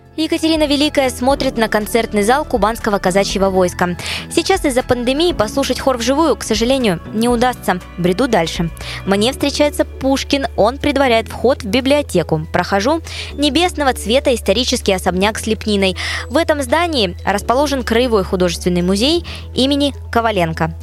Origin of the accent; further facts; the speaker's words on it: Krasnodar, Krasnodar Krai, Russia; Краснодар — мой родной город